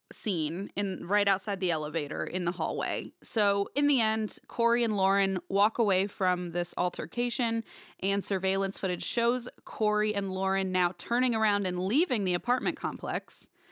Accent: Midwest, United States; I'm from the Midwest

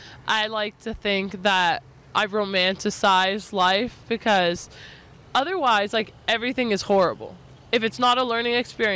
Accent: South Carolina, United States; moved away; I was born and raised in South Carolina, but my family is Syrian.

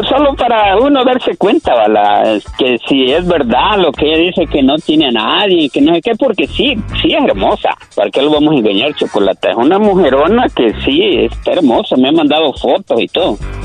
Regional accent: El Salvador; moved away; yo soy de El Salvador

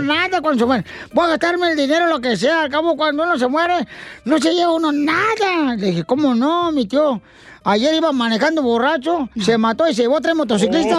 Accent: Michoacán, Mexico; now in United States; yo soy de mi Michoacán

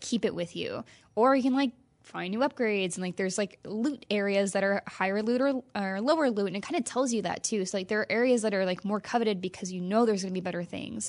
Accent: Midwest, United States; now in California, United States; I grew up in the Midwest

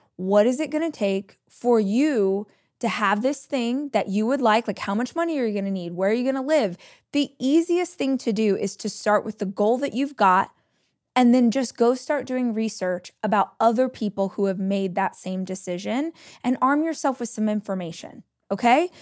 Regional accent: Southern California, United States; moved away as an adult; now in Austin, United States; I moved from Southern California, where I had lived my entire life, to Austin, Texas.

